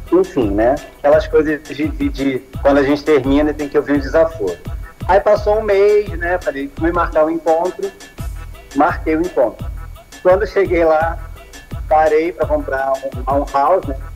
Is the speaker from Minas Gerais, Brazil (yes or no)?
no; Rio de Janeiro, Brazil; Então, eu sou do Rio de Janeiro.